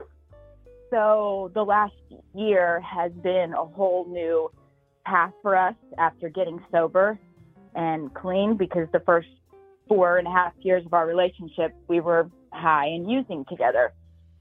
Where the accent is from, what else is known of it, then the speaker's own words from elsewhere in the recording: Indiana, United States; moved away as an adult; now in California, United States; We moved from our hometown in Indiana all the way across the country to California